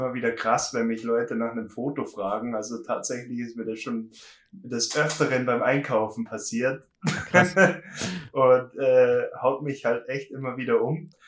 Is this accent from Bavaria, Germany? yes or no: yes; Berchtesgadener Land, Bavaria, Germany; ich komme aus dem schönen Berchtesgadener Land, also ganz südlich, bin schon mhm. fast in Österreich